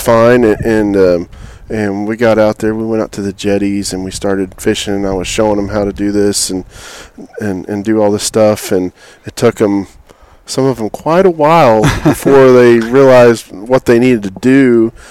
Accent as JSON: {"language": "English", "region": "Oklahoma", "country": "United States", "also_born_or_lived": "Texas", "moved": "as an adult", "lives_now": "Houston, United States", "said": "I'm from Oklahoma. It will always be my home"}